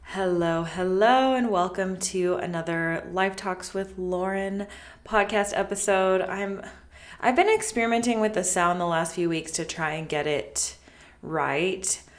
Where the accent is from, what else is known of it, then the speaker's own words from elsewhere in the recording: United States; We grew up around Lake Tahoe, and my mom had summers off because she worked in the kitchen.